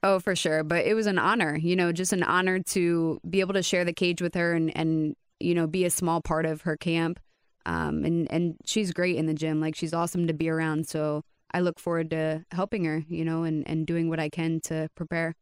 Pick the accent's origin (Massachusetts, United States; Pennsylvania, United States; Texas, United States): Pennsylvania, United States; Reading; moved away as an adult; now in Coconut Creek, United States; I am from Reading, Pennsylvania.